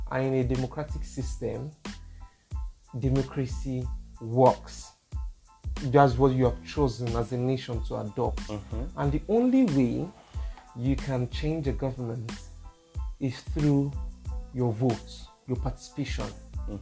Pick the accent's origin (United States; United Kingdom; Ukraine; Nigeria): Nigeria; we are all Nigerians.